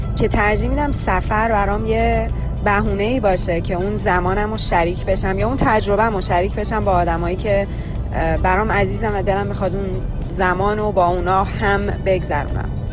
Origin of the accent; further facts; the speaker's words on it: Iran; ما زنهایی که تو خانواده و جامعه ایرانی بزرگ شدیم